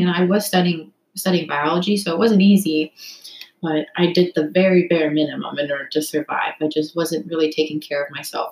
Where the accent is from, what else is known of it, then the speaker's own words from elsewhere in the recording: Toronto, Ontario, Canada; moved away as an adult; also born or lived in United States / Cincinnati; now in New York City, United States; I'm from Toronto, Canada. I was born in America, so I have dual citizenship, but I grew up basically 18 years of my life um, in Toronto, just outside of the city